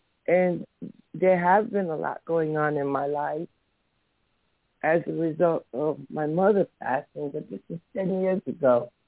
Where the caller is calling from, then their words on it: New Jersey, United States; I'm calling from New Jersey.